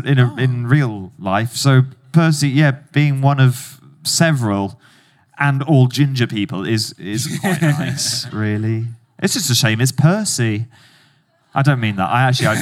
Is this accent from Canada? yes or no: no; New Zealand; now in Wales, United Kingdom; I was born in New Zealand, who have the All Blacks, who are by far the best rugby team in the world. And I live in Wales, who have by far the second best rugby team in the world.